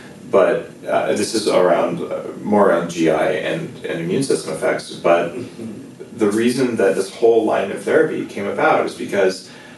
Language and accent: English; New Mexico, United States; I grew up with them in New Mexico